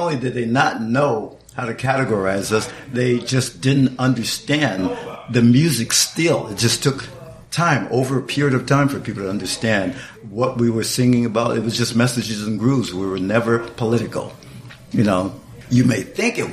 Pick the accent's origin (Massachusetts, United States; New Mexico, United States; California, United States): California, United States; Compton; my street in Compton